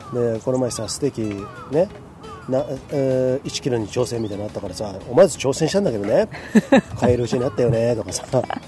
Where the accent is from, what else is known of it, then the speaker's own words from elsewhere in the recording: Komae, Tokyo, Japan; moved away as an adult; also born or lived in Nagano Prefecture; now in Nagano, Japan; 俺は東京生まれ東京育ちみたいなねあのちょっととかだけどねマッキーの山の手と比べるとちょっと世田谷の隣の狛江市っていうところでずっと生まれ育ったわけなんです